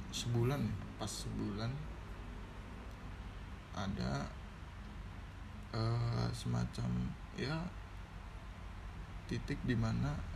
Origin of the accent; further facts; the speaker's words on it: Aceh, Indonesia; yang dari kita Aceh Tengah itu dataran tinggi